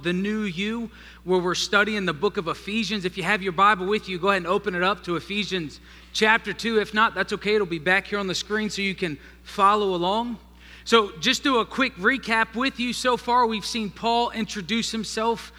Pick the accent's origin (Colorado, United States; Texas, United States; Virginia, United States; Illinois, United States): Virginia, United States; Northern; moved away; I was raised in Northern Virginia with people from the North